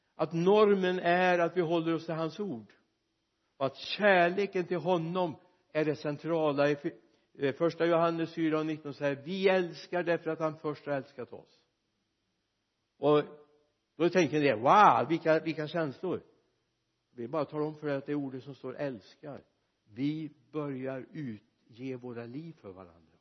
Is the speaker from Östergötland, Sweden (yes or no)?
no; Mariestad, Västra Götaland, Sweden; Min hemstad Mariestad